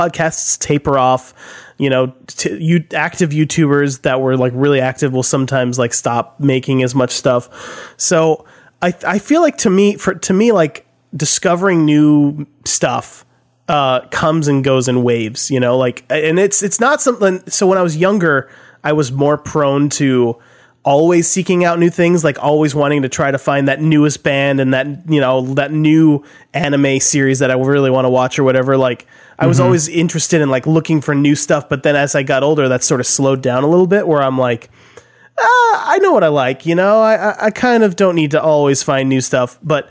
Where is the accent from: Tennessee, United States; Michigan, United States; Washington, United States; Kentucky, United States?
Tennessee, United States; Nashville; I grew up listening to in Nashville